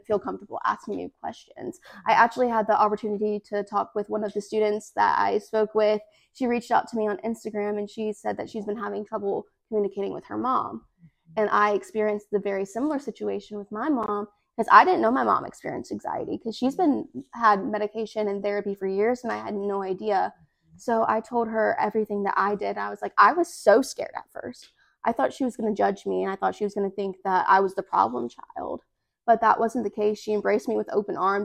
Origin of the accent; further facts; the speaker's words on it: Hernando, Mississippi, United States; also born or lived in Lafayette County, Mississippi; I'm from Hernando, Mississippi originally, and I'm the current Miss Lafayette County